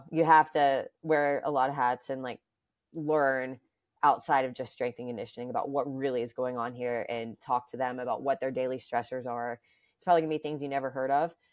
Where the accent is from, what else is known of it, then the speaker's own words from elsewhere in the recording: Alabama, United States; now in New York, United States; first of all, I'm from the South, so just location wise alone, being in New York, I never thought like I would be here this long.